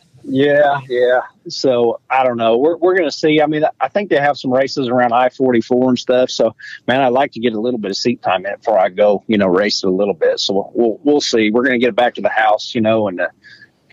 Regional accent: Oklahoma, United States; we're from Oklahoma, and football is everything in Oklahoma.

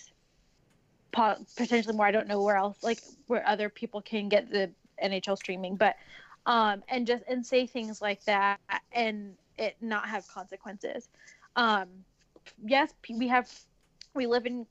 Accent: United States; I'm brown and I'm from America

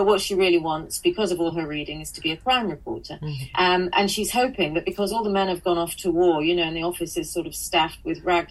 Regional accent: Manchester, North West England, United Kingdom; moved away as an adult; also born or lived in Sale; now in Scotland, United Kingdom; I was born in Withington Hospital in the maternity unit there, which is now closed down. And I grew up in South Manchester

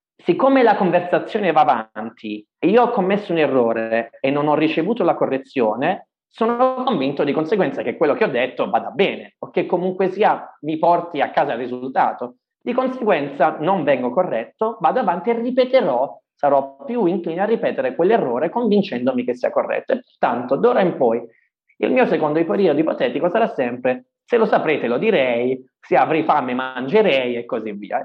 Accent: Ireland; now in Italy; essendomi trasferito insomma da giovane in Irlanda, avendo fatto le scuole in Irlanda e così via, sono considerato madrelingua, mm-hmm. uh, proprio, sono irlandese

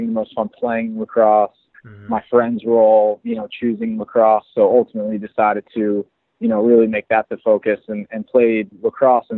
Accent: Springfield, Pennsylvania, United States; also born or lived in New York City; now in Philadelphia, United States; I grew up in Springfield, Pennsylvania, a town outside of Philadelphia

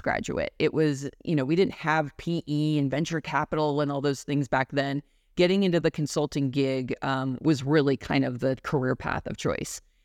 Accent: Denver, Colorado, United States; moved away as an adult; also born or lived in Arizona; my hometown of Denver

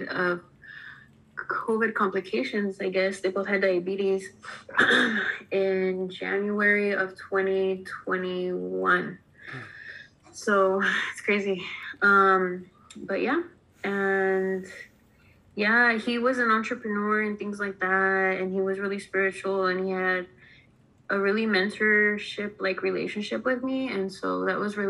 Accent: Southern California, United States; I'm originally from Southern California

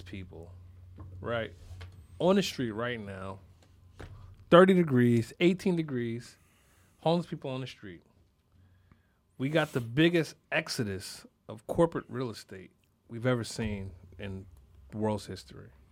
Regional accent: Philadelphia, Pennsylvania, United States; Well, yeah

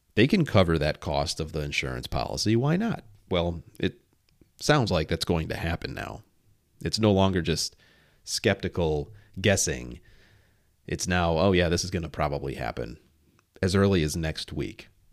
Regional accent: near Oak Brook, Illinois, United States; born or raised there

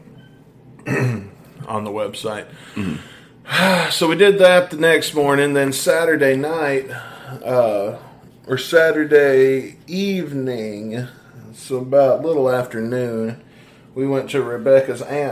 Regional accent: Mississippi, United States; I'm from Mississippi

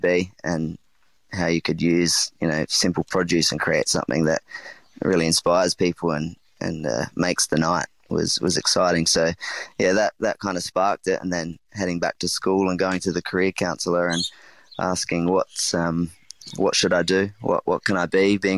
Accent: South Australia, Australia; I think growing up in the Adelaide Hills, in a single mum and my brother, it was definitely about, using what you have and what you can get, what you're surrounded by.

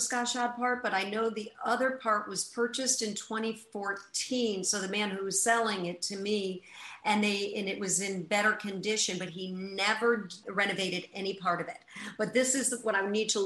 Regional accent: New York, United States; I'm definitely a New Yorker at heart

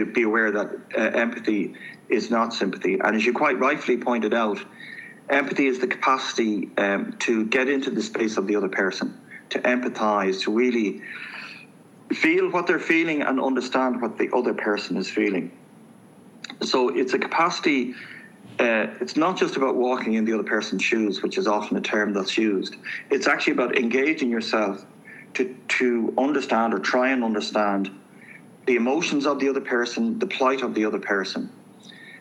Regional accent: Dublin, Leinster, Ireland; I grew up, I'm from Manor Street, inner city Dublin, youngest of a very large family

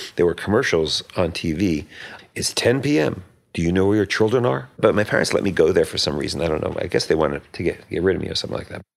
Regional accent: Metuchen, New Jersey, United States; it was in Metuchen, New Jersey, where I, I was born. I grew up there

